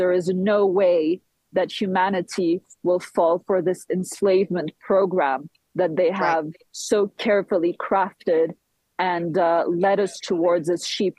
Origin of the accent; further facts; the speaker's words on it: Switzerland; my mom is Swiss, and I was born in Switzerland and raised in Switzerland